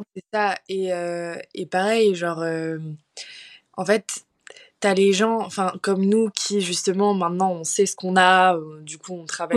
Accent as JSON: {"language": "French", "town": "Paris", "region": "Île-de-France", "country": "France", "tie": "born or raised there", "moved": "yes", "lives_now": "Bordeaux, France", "said": "j'ai grandi à Paris, donc dans une famille très aisée"}